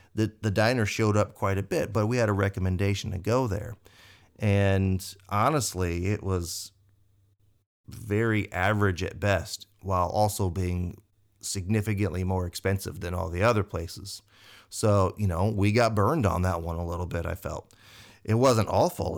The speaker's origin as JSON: {"language": "English", "region": "Indiana", "country": "United States", "said": "we're from Indiana"}